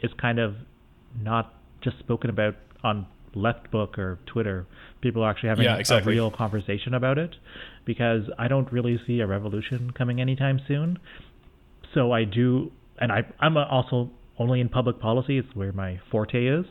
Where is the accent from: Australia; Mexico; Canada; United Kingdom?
Canada; I'm Canadian